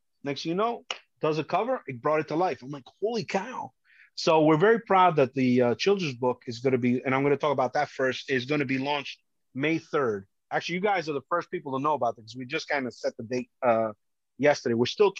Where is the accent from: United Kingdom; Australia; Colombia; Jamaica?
Colombia; now in United States; So, you know, it shows that I come from Colombia and, but I love this country.